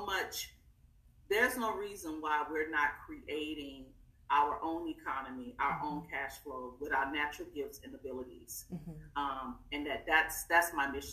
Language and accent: English; East Texas, United States; I'm from East Texas. I give a shout out, East Texas, Tyler, Nacogdoches, Texas.